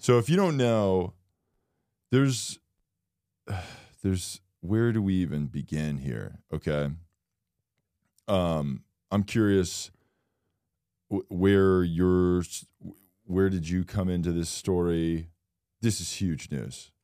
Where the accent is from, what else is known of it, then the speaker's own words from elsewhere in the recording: Florida, United States; I'm from Florida